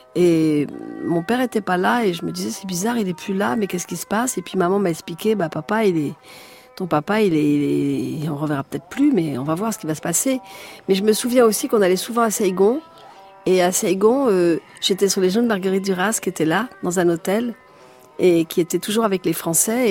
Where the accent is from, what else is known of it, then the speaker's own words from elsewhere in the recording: Paris, Île-de-France, France; also born or lived in plantation (unnamed, abroad); Après j'habitais rue de Paradis